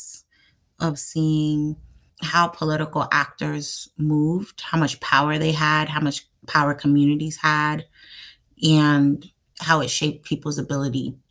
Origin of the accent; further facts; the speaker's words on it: New York City, New York, United States; I am from New York City, Manhattan. My parents are Haitian, so come from the Caribbean island of Haiti. I'm a first generation American, and I grew up in the 90s in New York City